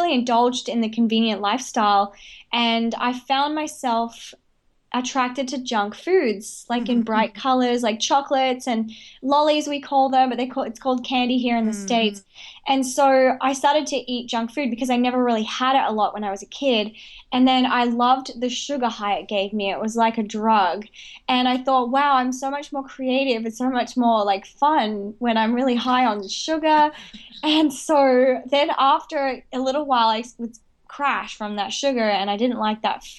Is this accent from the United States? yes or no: no; Australia; also born or lived in Brisbane; I was born and raised in Australia, and I was actually raised with the Indigenous people in Outback Australia